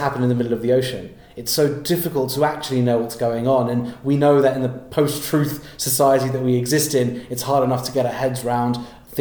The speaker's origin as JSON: {"language": "English", "region": "London", "country": "United Kingdom", "tie": "born or raised there", "also_born_or_lived": "Nottingham", "said": "I was born and raised in London, and apart from studying in Nottingham for an undergraduate for 3 years, I've always been here"}